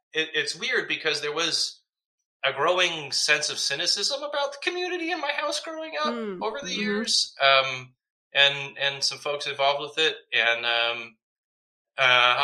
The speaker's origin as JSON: {"language": "English", "town": "Ann Arbor", "region": "Michigan", "country": "United States", "tie": "born or raised there", "also_born_or_lived": "Connecticut", "moved": "yes", "said": "I actually had gone to public school and elementary school, and then we moved 1997. We moved away from Michigan altogether"}